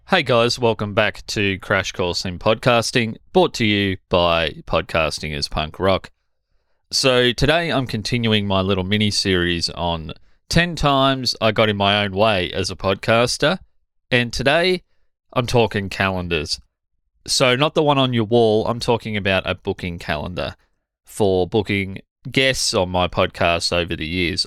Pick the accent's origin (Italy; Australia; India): Australia; as an Australian